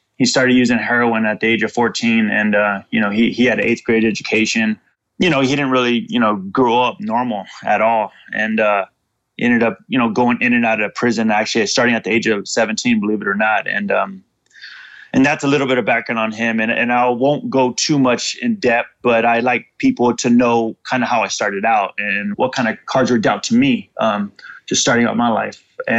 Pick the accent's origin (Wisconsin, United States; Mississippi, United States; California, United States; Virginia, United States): California, United States; Fresno; I grew up in Fresno, California, and that's in Central Valley. It's between San Francisco and LA, population of about 500,000 people.